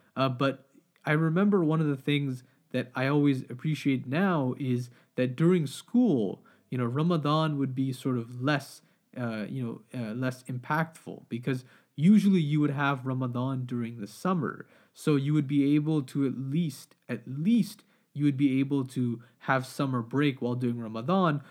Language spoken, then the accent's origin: English; Pakistan; I'm Pakistani, we always have, you know, like samosas, pakora